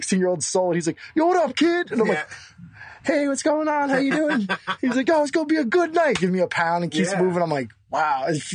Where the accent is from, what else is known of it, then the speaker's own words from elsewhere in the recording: New York City, New York, United States; from the Bronx